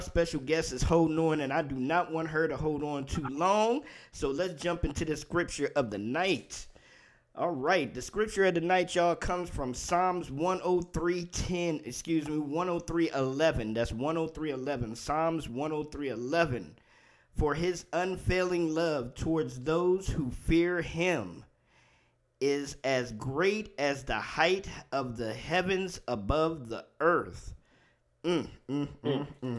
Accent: D.C. area, Maryland, United States; also born or lived in Washington, D.C.; I was raised in the Maryland, D.C. area.

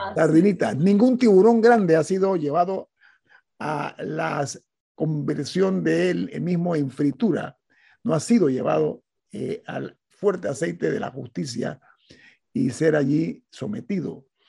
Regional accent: Panama

